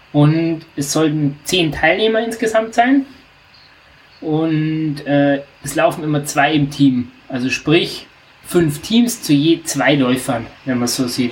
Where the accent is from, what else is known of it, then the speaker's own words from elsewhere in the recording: near the Austrian border, Southern Germany, Germany; also ich komme ganz aus dem Süden unserer Republik, also ich wohne wirklich äh, 200 Meter von der österreichischen Grenze entfernt